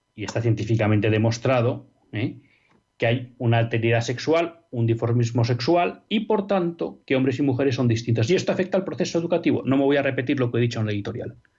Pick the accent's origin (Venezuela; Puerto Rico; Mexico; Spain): Spain; no vamos a tener garantizado como españoles que nuestros hijos puedan estudiar en español